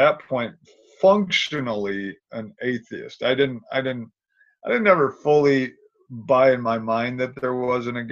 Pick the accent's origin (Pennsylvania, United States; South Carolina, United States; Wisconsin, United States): Wisconsin, United States; the state where Milwaukee is; we moved to Milwaukee, which is a big city in the state where we grew up